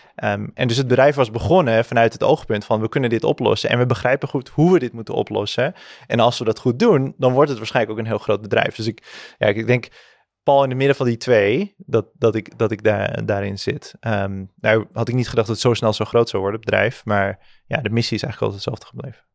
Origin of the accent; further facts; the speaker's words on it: Zaandam, North Holland, Netherlands; ik ben opgegroeid in Zandam